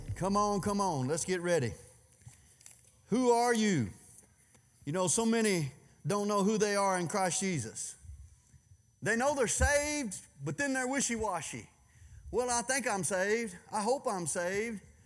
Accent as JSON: {"language": "English", "region": "Louisiana", "country": "United States", "said": "I'm from Louisiana"}